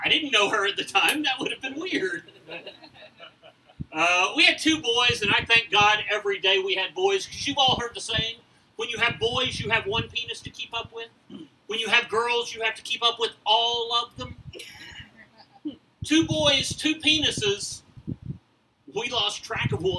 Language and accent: English; deep south Mississippi, United States; now in Oklahoma, United States; I've lived here for over 40 years, so I can consider myself a born-again Okie. I am originally from Mississippi, and I mean deep south Mississippi.